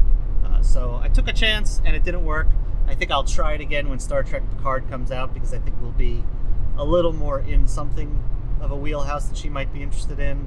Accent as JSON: {"language": "English", "region": "New Jersey", "country": "United States", "said": "I'm from New Jersey"}